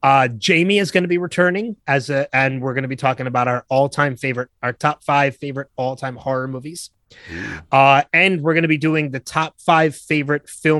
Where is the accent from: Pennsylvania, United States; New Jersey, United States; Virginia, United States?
New Jersey, United States; I was born in New Jersey